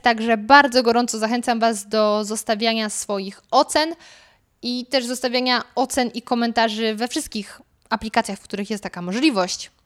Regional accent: Lower Silesian Voivodeship, Poland; moved away; ja pochodzę z Dolnego Śląska

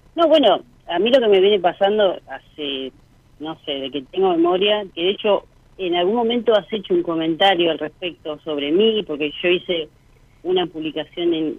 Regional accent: Pilar, Buenos Aires Province, Argentina; Pilar, Buenos Aires

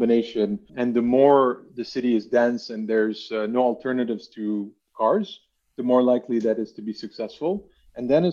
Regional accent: Lebanon; now in Amsterdam, Netherlands; I'm actually from Lebanon originally, and I've lived in various countries, and today Amsterdam is home.

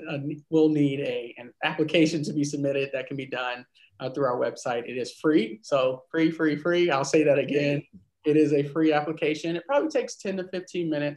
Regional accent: North Carolina, United States; Originally from North Carolina

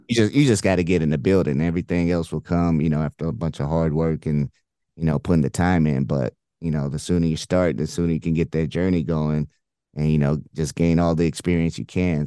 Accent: Indianapolis, Indiana, United States; moved away as an adult; also born or lived in Illinois / Michigan / Houston; I grew up in Indy

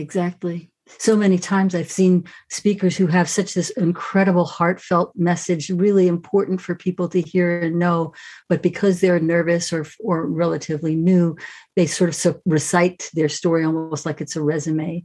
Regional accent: New York, United States; I grew up right in New York

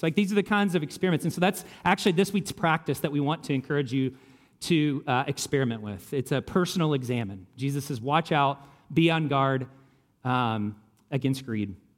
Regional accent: Kentucky, United States; I grew up in Kentucky.

